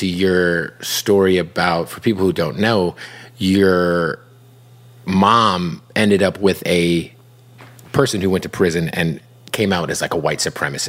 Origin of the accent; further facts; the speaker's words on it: Phoenix, Arizona, United States; I grew up in Phoenix.